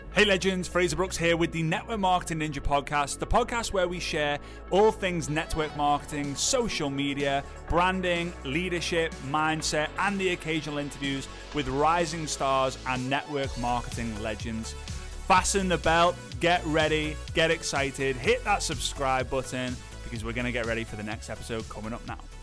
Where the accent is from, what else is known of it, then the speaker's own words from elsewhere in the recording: England, United Kingdom; I'm I'm English